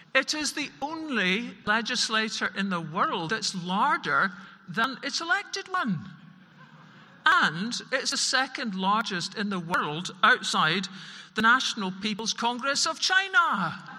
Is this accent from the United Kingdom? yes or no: yes; Scotland, United Kingdom; for Scotland in particular, we have a geopolitical location to die for. We are part Celt, we're part Nordic, we're part British. We're a mongrel nation